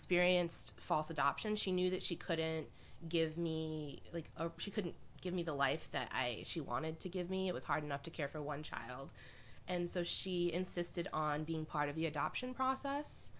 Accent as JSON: {"language": "English", "region": "Midwest", "country": "United States", "tie": "born or raised there", "also_born_or_lived": "Brazil / Middlebury, Vermont / Burlington, Vermont", "moved": "as an adult", "lives_now": "Vermont, United States", "said": "I grew up in the Midwest"}